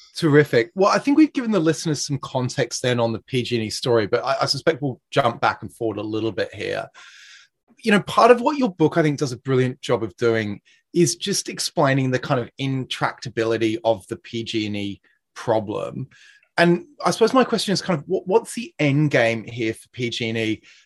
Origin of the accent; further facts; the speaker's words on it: Australia; moved away; I'm, I'm from Australia